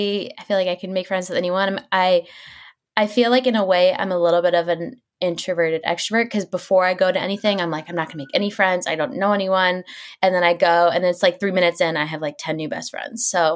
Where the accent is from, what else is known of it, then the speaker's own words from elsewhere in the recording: Dallas, Texas, United States; also born or lived in Orange County / Chicago / Kentucky; I was born in California, in Orange County. I was raised in Dallas, Texas. My mom got married. We moved to Chicago.